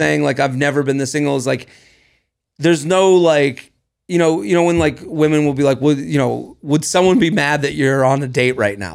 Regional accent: Needham, Massachusetts, United States; I come from Needham, Massachusetts

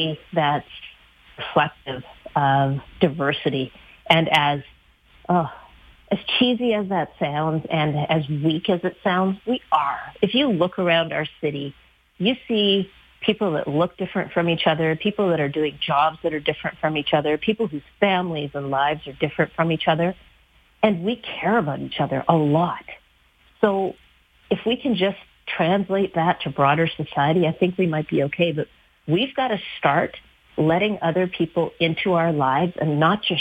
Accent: Canada; to be a Canadian

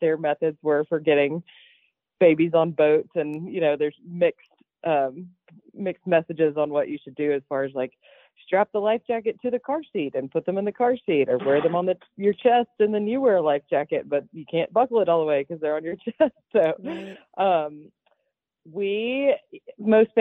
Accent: the South, United States; I'm from the South

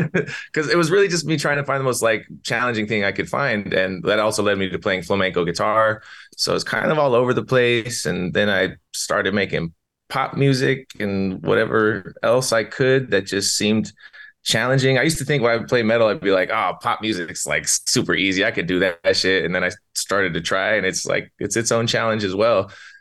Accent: Albuquerque, New Mexico, United States; I'm from Albuquerque, New Mexico. I'm from the Breaking Bad of the country.

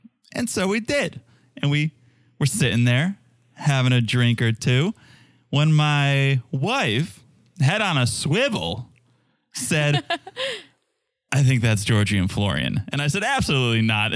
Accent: Connecticut, United States; I'm from Connecticut

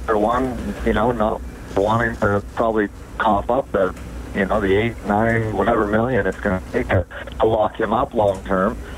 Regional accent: Sherwood Park, Alberta, Canada; also born or lived in Edmonton; I was born in Edmonton. Uh, grew up in Sherwood Park

